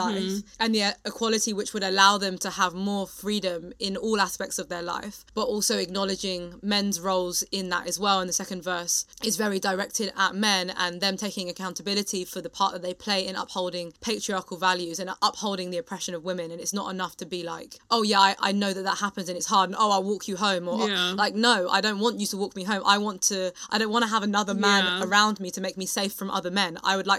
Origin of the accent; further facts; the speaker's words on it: United Kingdom; I think it's funny being British, because it's not that like it's okay in the UK, but in a very British way, we just don't talk about it.